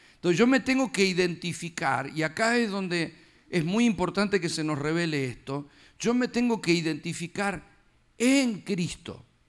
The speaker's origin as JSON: {"language": "Spanish", "country": "Argentina", "tie": "born or raised there", "moved": "yes", "lives_now": "United States", "said": "nací, ya era bebito, me llevaron a hacer el documento. Firmado, acá está. Ya, porque nací ahí"}